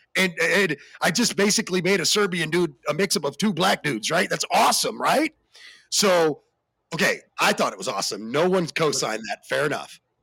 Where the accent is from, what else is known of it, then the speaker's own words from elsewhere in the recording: the South, United States; I'm from the South